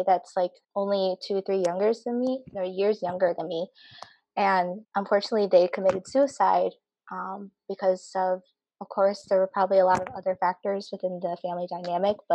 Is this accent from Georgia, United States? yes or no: no; Appleton, Wisconsin, United States; I'm from Appleton, Wisconsin